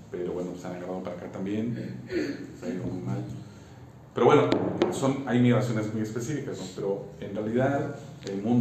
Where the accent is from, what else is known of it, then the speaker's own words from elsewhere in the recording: Mexico; Brasil y México somos campeones de la desigualdad.